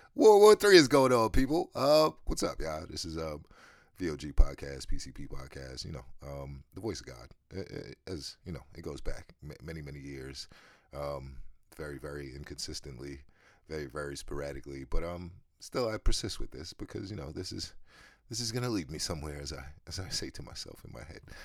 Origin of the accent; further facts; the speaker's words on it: United States; me as an American